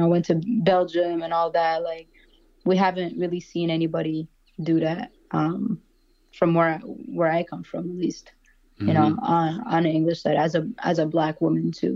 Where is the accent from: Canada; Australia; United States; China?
Canada; Montreal, Quebec; I grew up in NDG, which is a neighborhood in Montreal